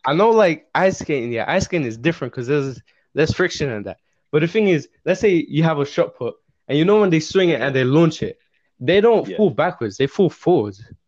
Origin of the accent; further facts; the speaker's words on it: England, United Kingdom; also born or lived in Russia; I grew up in England and I had a worse accent than you did.